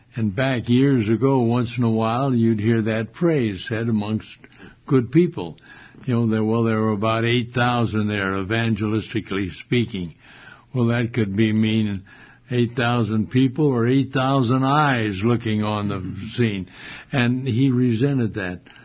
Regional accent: Modesto, California, United States; this was my hometown, Modesto.

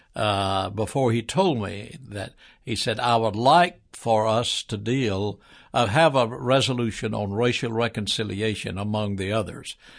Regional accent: Birmingham, Alabama, United States; also born or lived in Huntsville, Alabama; I was born here in Birmingham, uh, many years ago. Grew up here most

